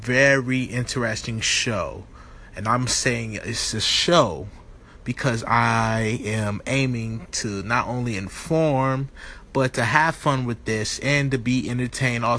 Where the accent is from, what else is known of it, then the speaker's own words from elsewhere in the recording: Virginia, United States; now in Atlanta, United States; I am an artist from Virginia. I live in Atlanta, Georgia